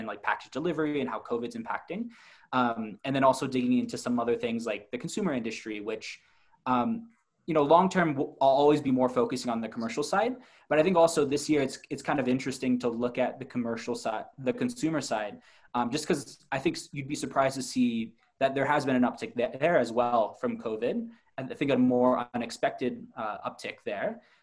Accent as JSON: {"language": "English", "country": "United States", "moved": "yes", "lives_now": "China", "said": "as an American in China"}